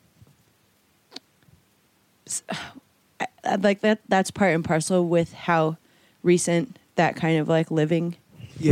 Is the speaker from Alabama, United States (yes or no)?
no; Olympia, Washington, United States; moved away as an adult; also born or lived in Tumwater, Washington / New York / Seattle; I did grow up in Olympia. I was born in Camilchi